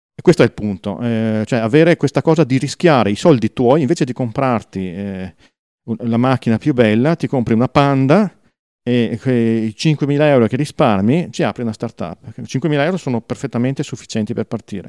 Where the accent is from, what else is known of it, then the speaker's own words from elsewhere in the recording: Verona, Veneto, Italy; ci sono io di Verona